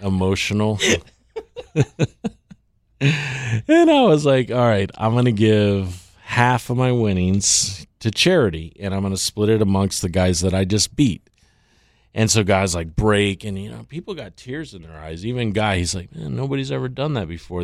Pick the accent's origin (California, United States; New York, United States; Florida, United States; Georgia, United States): Florida, United States; Tampa; also born or lived in Louisiana / Thailand; now in Miami, United States; growing up in Tampa